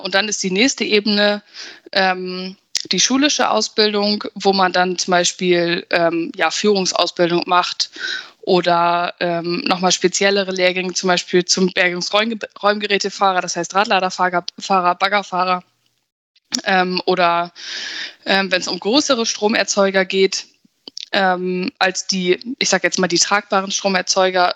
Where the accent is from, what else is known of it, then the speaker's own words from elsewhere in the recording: Verden, Lower Saxony, Germany; ich komme aus Pferden